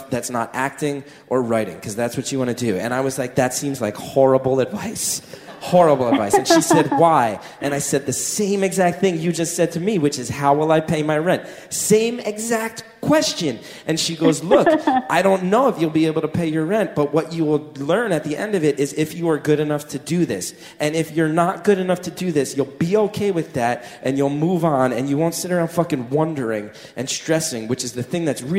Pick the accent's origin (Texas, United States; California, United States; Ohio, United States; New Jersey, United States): New Jersey, United States; moved away; Growing up in North Jersey